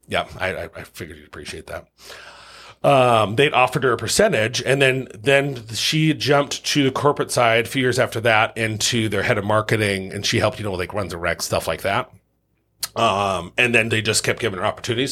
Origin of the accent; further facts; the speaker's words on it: Lincoln, Nebraska, United States; also born or lived in Omaha, Nebraska; born and raised in Lincoln, Nebraska, um, by a single mom